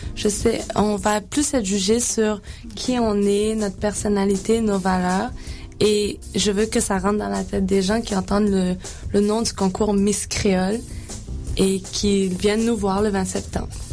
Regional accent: Quebec, Canada; je suis née au Québec. Je suis pas née à l'île Maurice

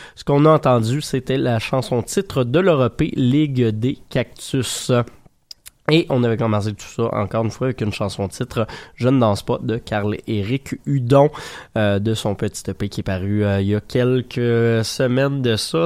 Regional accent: Saint-Hyacinthe, Quebec, Canada; je viens de Saint-Hyacinthe.

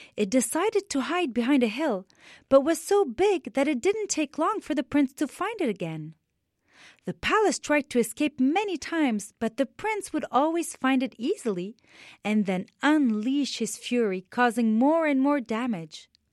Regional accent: Beirut, Beirut Governorate, Lebanon; I am Lebanese. I was born in Beirut, Lebanon, and I was seven years old when the war started in my beautiful country

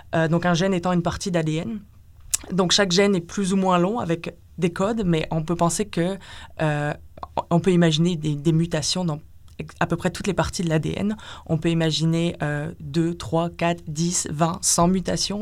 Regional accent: France; moved away as an adult; also born or lived in Lille, France; now in Montreal, Canada; je viens de France, où j'ai fait ma licence en biologie cellulaire et physiologie, donc à Lille

